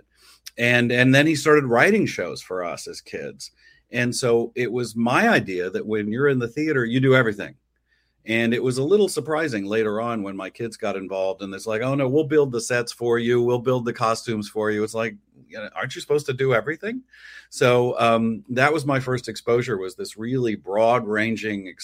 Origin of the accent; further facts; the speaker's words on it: West Texas, United States; now in New York City, United States; So here were these Brooklyn Jews raising kids in West Texas, and I was the only Jewish person in my high school.